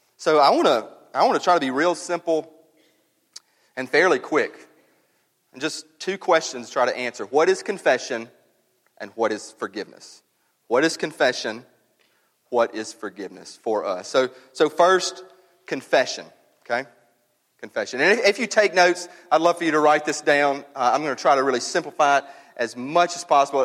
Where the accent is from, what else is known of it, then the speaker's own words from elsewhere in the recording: North Mississippi, United States; I grew up and up in North Mississippi